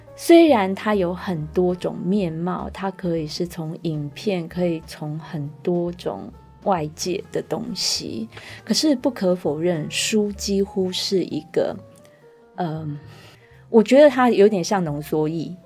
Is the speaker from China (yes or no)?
no; Taiwan; 我们台湾人有的姓